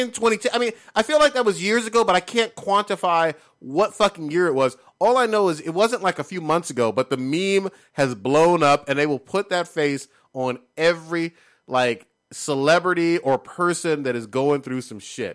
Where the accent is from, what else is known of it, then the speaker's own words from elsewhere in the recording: West Coast, United States; as a West Coast person